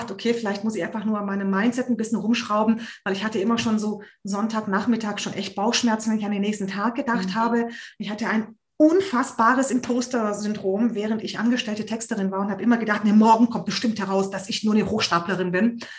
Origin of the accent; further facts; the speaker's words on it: Hungary; Wir kommen ja aus Ungarn